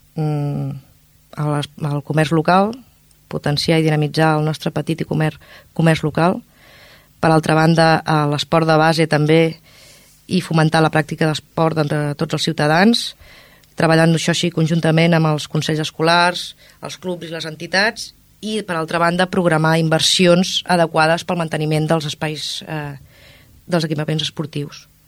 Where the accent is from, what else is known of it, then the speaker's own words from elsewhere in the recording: Ripollet, Catalonia, Spain; La Font de Can Mas, al meu barri, que em porta molt bons records perquè és on hi vaig passar la meva infantesa i la meva joventut